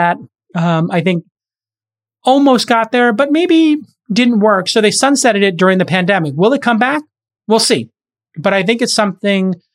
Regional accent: New York City, New York, United States; my hometown in Bay Ridge along 4th Avenue

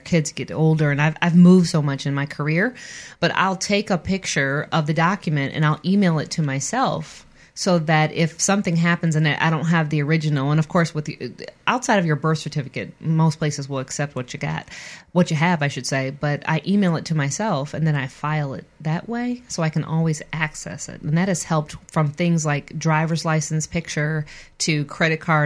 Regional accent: Michigan, United States; moved away; I'm from Michigan, so I'm from the Midwest

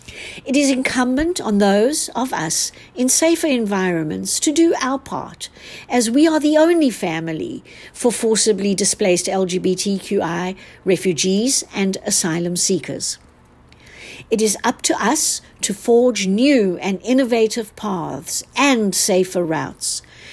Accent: South Africa; born there; I am a South African-born attorney

